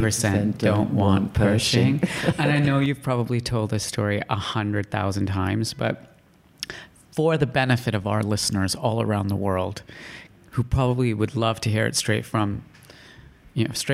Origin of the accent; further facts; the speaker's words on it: Calgary, Alberta, Canada; moved away; I was growing up in Calgary, Canada, and in 1983, I would have been 8 years old